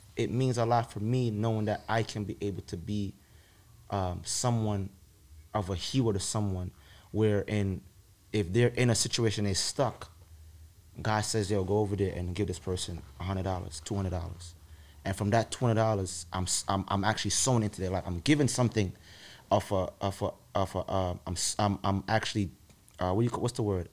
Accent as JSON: {"language": "English", "country": "Jamaica", "tie": "born or raised there", "moved": "yes", "said": "growing up in Jamaica and the, the, eight years I lived there and going to school there"}